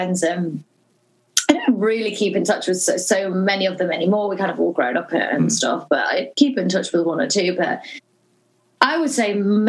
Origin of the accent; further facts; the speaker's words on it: Norwich, East of England, United Kingdom; I'm from Norwich